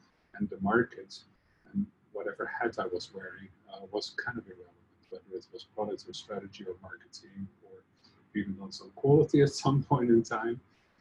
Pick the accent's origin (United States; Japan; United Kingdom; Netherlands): Netherlands; moved away; you can hear by my funny accent, I'm from the Netherlands or Holland originally.